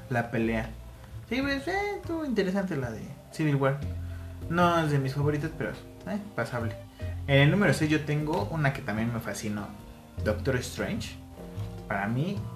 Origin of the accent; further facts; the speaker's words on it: United States; born there; Porque, o sea, nací en Estados Unidos, pero mis padres son latinos. Entonces, ajá, no es mexicano, no es latinoamericano, es norteamericano, es estadounidense.